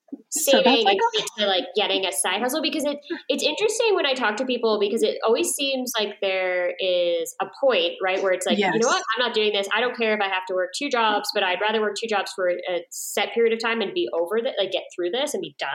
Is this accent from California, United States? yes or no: no; New York, United States; moved away; I grew up in New York and lived in New York for a number of years.